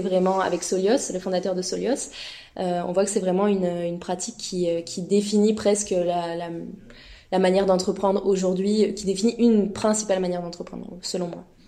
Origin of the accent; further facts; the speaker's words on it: France; moved away as an adult; now in Montreal, Canada; je suis française en PVT, arrivée depuis un an à Montréal